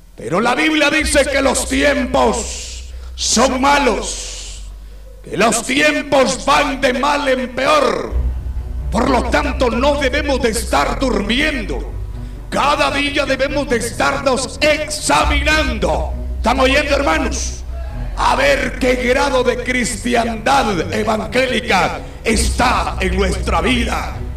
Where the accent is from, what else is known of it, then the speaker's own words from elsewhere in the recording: Guatemala; nuestra Guatemala